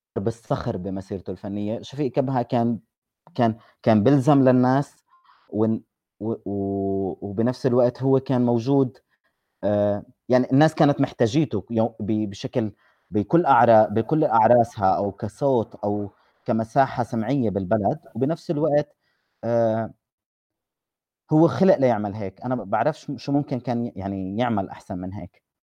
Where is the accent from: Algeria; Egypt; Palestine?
Palestine